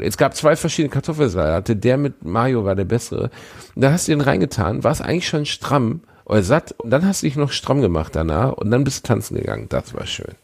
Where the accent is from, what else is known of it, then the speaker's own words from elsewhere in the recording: Gelsenkirchen, North Rhine-Westphalia, Germany; moved away; meiner Heimatstadt Gelsenkirchen